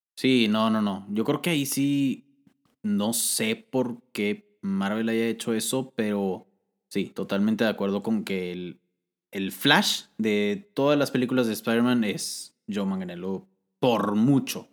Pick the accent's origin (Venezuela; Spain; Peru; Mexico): Mexico; nosotros somos de México